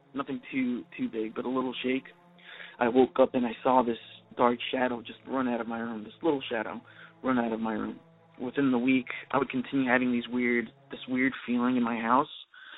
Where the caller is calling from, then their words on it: Redondo Beach, California, United States; also born or lived in Chile; I'm calling from Redondo Beach, California.